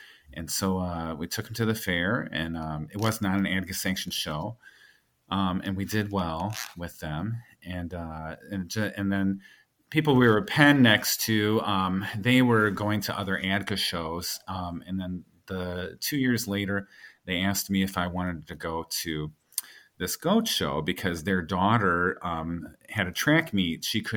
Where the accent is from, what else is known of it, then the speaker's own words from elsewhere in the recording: Ohio, United States; I started as a 4-H'er in the Midwest. I'm originally from Ohio in District 4.